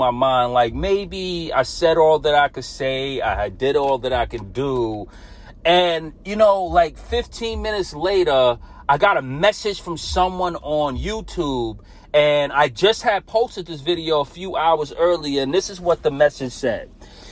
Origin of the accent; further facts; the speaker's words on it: New York City, New York, United States; I'm a kid from Brooklyn, New York. I grew up as a Catholic.